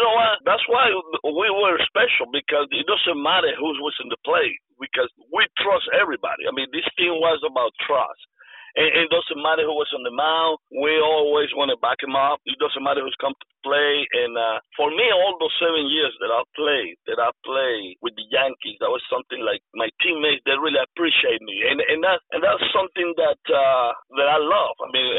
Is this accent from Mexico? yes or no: yes; Mexico; because I come from Mexico.